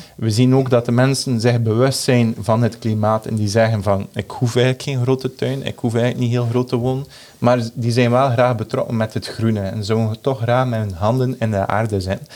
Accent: Belgium

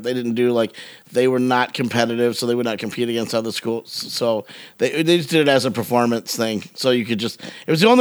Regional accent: Romeo, Michigan, United States; from Romeo, Michigan

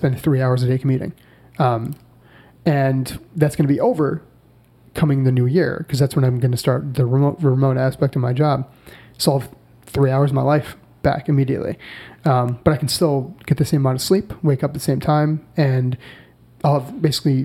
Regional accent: Buffalo, New York, United States; moved away; I can get back to Buffalo, which, mm-hmm. you know, is my hometown

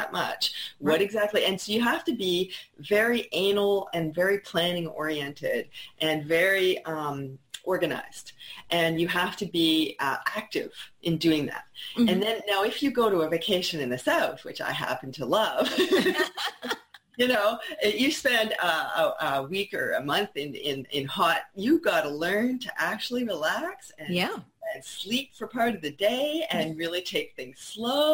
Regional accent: Red River area, Western Canada, Canada; now in Quebec, Canada; I'm from the Red River area in Western Canada

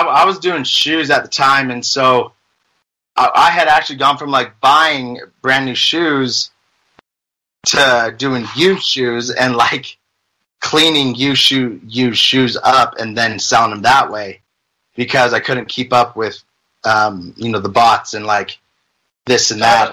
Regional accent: Las Vegas, Nevada, United States; moved away as an adult; now in Utah, United States; I'm originally from Las Vegas, um, born and raised.

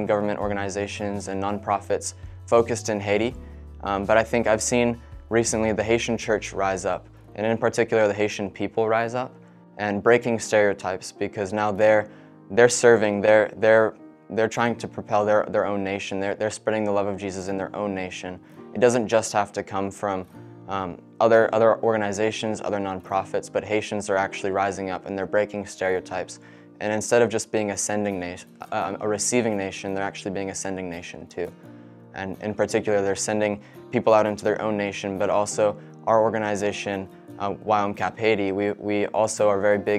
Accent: Cowichan Valley, British Columbia, Canada; I grew up in the Cowichan Valley here going to New Life Church.

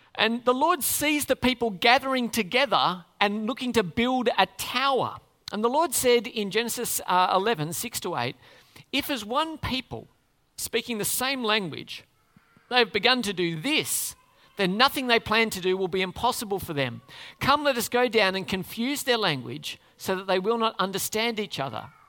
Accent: Australia; We'd say we're Australians

